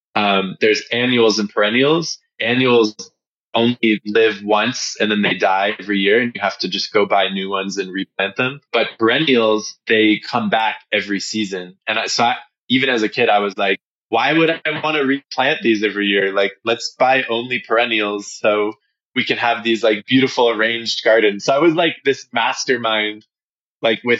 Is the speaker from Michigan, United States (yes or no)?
yes; Detroit, Michigan, United States; the suburbs of Detroit where I grew up, it's a great place for kids.